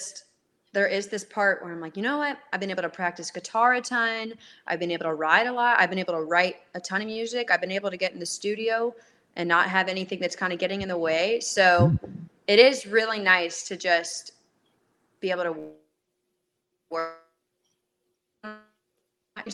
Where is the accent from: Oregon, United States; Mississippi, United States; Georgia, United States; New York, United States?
Georgia, United States; Atlanta; I'm from Atlanta. It's where I reside